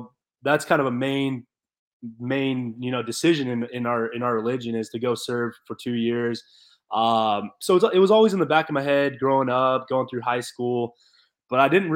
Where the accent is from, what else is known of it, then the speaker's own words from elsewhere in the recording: Gilbert, Arizona, United States; I grew up in Gilbert, Arizona